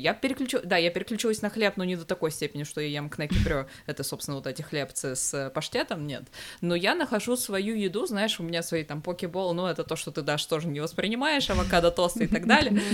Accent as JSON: {"language": "Russian", "town": "Severodvinsk", "region": "Arkhangelsk Oblast", "country": "Russia", "moved": "yes", "said": "я же из Северодвинска"}